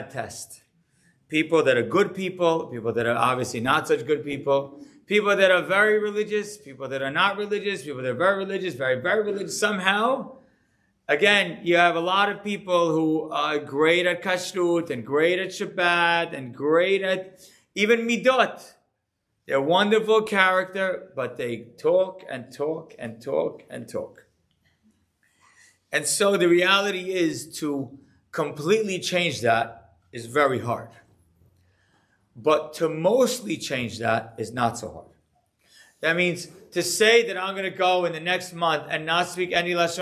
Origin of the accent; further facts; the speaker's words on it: Deal, New Jersey, United States; growing up in Deal